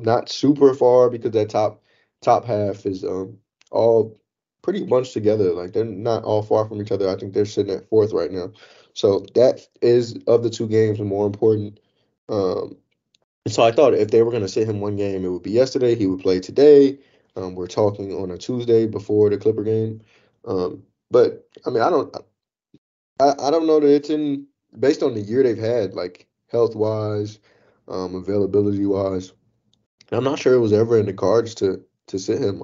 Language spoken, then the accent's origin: English; Chicago, Illinois, United States; moved away; I'm from Chicago